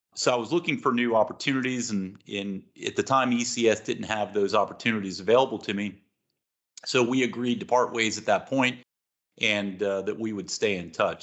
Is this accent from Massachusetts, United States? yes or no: no; Long Island, New York, United States; moved away; I'm originally from Long Island, New York, home of the nation's best pizza